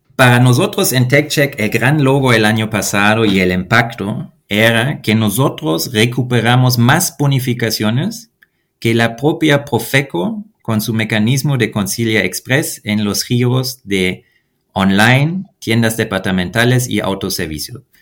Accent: Germany; Spanish is a second language; moved away as an adult; now in Mexico City, Mexico; mi país natal, Alemania

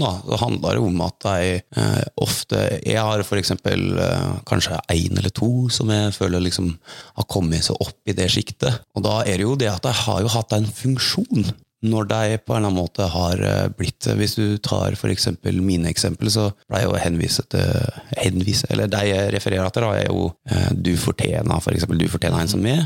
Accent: Hallingdal, Buskerud, Norway; jeg vokste opp i Hallingdal

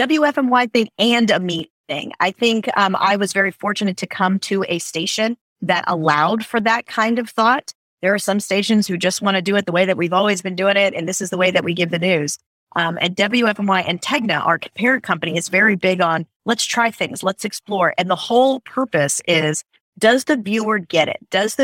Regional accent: South Florida, United States; now in North Carolina, United States; I grew up in South Florida.

